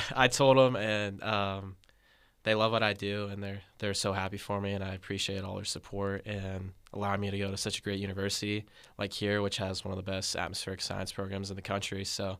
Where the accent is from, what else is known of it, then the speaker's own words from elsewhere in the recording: San Carlos, California, United States; I am a freshman from San Carlos, California, studying atmospheric science at UC Davis.